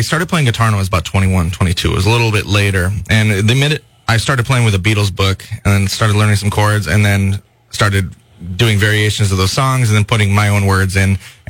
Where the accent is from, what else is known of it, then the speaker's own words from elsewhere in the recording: Minnesota, United States; moved away as an adult; also born or lived in Los Angeles, California; now in California, United States; I'm from Minnesota.